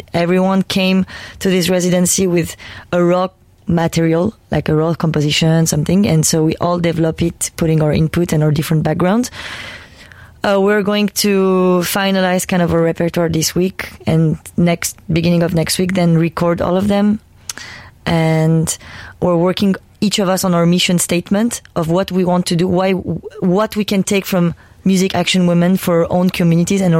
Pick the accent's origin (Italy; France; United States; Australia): France; Paris, Île-de-France; also born or lived in Armenia; I've grown with a lot of folk music, Armenian folk music, but also growing up in Paris